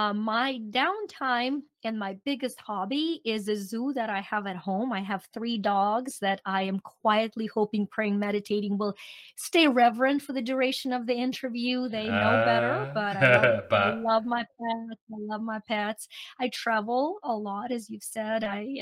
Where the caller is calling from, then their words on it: North Carolina, United States; I'm actually in North Carolina on little Outer Banks Island.